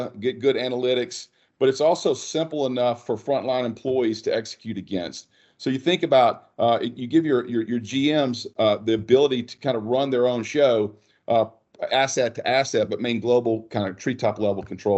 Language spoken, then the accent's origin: English; North Louisiana, United States; Born and raised in North Louisiana. Went to college at LSU.